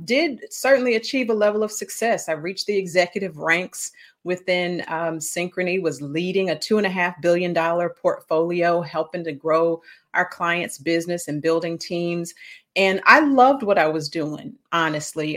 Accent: St. Louis, Missouri, United States; I grew up in Saint Louis, Missouri, so that's the show me state

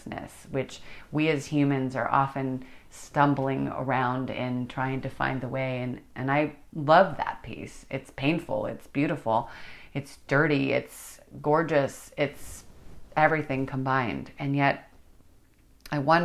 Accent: United States; being an American, we're all immigrants

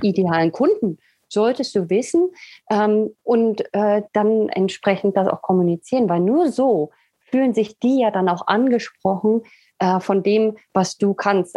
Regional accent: Berlin, Germany; moved away as an adult; also born or lived in England / Sweden; now in Italy; ich komme aus Berlin ursprünglich, äh, habe aber dann zehn Jahre in England gelebt, dann in Schweden und momentan befinde ich mich in Italien

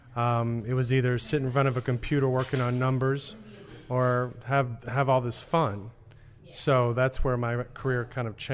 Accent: New Orleans, Louisiana, United States; Born and raised here in New Orleans

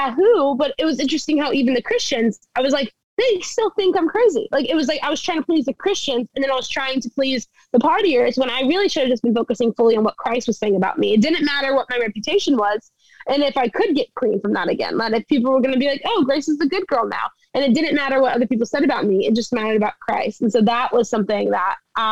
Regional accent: South Louisiana, United States; moved away as an adult; also born or lived in Texas; now in Orlando, United States; I grew up in South Louisiana

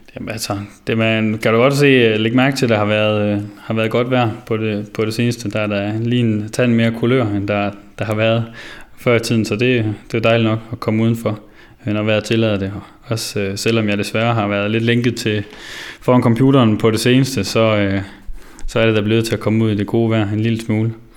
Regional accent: Vinderup, Central Denmark Region, Denmark; moved away; jeg kommer jo som sagt fra Vinderup af

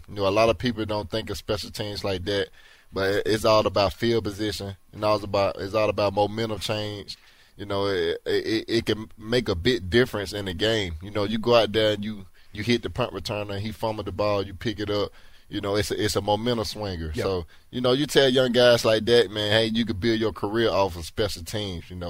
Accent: Alabama, United States; now in Houston, United States; I'm from Alabama, so I'm used to the heat

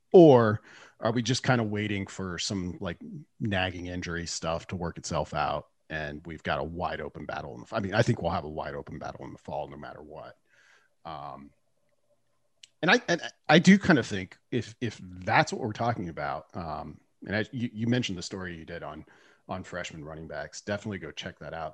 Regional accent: Nebraska, United States; I'm also from Nebraska

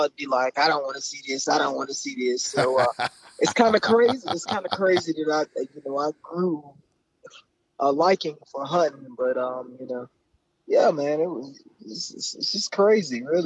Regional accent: Charlotte, North Carolina, United States; also born or lived in Arkansas / Texas; now in Durham, United States; I was actually born and raised in Charlotte, North Carolina

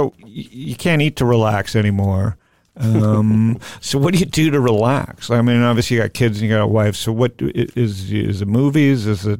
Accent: Toronto, Ontario, Canada; now in Phoenix, United States; I grew up, you know, I grew up in Toronto. I'm a Phoenix boy, so I'm pretty right wing. And I grew up as a Jew in Toronto

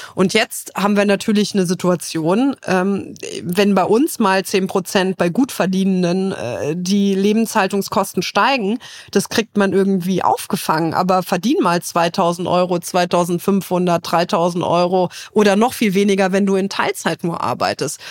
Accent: Trier, Rhineland-Palatinate, Germany; in meiner Heimat Trier.

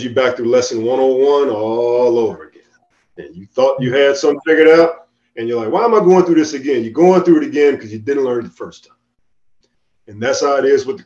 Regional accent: Chicago, Illinois, United States; moved away as an adult; I grew up in Chicago

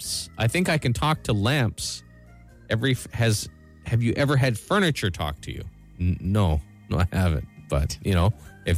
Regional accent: Brampton, Ontario, Canada; I grew up in the thriving metropolis of Brampton, Ontario.

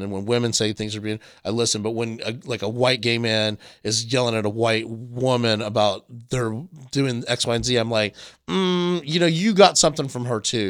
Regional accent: Myrtle Beach, South Carolina, United States; the one gay bar in the town where I grew up in Myrtle Beach

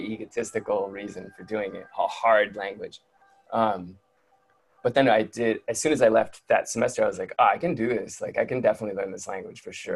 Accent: Detroit, Michigan, United States; moved away; I grew up in Detroit in like on the border. We're on the border with Windsor, Canada

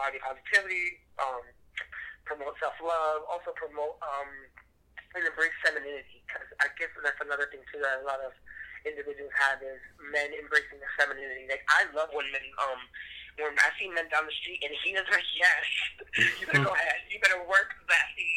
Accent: New York, United States; now in Connecticut, United States; I'm probably originally from New York, but unfortunately, I live in Connecticut

